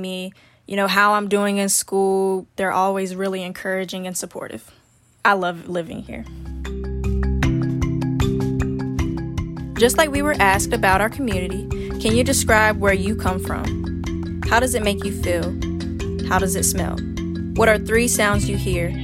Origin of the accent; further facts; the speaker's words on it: Beaufort, North Carolina, United States; I come from Beaufort, North Carolina. I come from a very, very, very long family history here